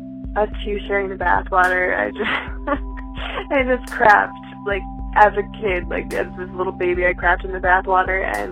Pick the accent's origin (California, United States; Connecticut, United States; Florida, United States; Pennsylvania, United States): Connecticut, United States; Bridgeport; born there; My first memory is of looking around the loft apartment that I was born in Bridgeport